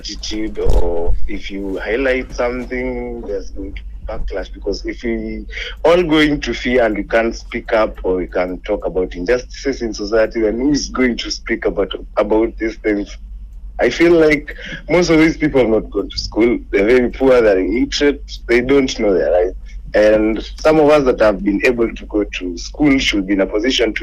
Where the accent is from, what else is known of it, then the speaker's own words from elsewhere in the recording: Kilifi, Kilifi County, Kenya; I'm born and raised in Kilifi, and I'm just done with my campus, so I'm on holiday at home